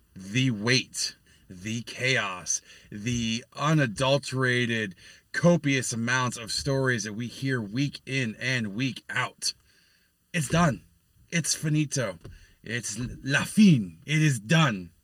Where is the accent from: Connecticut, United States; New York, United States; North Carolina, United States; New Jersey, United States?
New York, United States; now in Pennsylvania, United States; my home state of New York